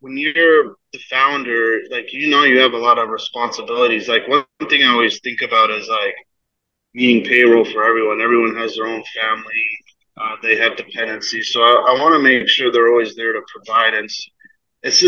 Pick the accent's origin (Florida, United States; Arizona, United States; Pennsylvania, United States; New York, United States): Arizona, United States; also born or lived in Fremont, California; Moved to Arizona when I was really young, though. So consider myself a native to AZ